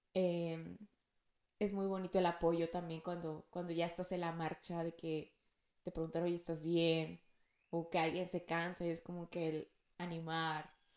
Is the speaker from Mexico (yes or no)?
yes; Monterrey, Nuevo León, Mexico; yo soy de Monterrey